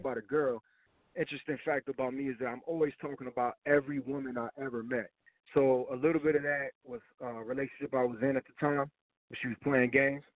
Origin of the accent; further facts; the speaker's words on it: Tampa, Florida, United States; also born or lived in Miami, Florida; I'm from I'm from Tampa, Florida